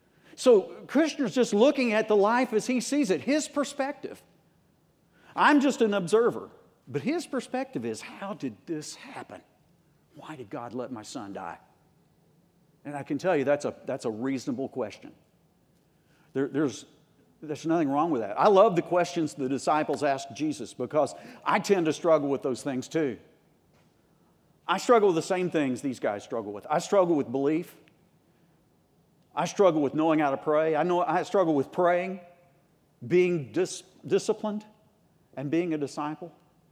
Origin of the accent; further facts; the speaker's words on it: United States; I grew up in Tornado Alley right on the border of Arkansas, Oklahoma, and I did get over it. That is, being brought up there.